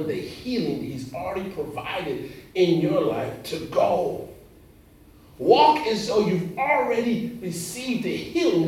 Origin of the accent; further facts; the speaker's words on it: Los Angeles, California, United States; moved away; also born or lived in Indiana / South Carolina; I grew up in Los Angeles, California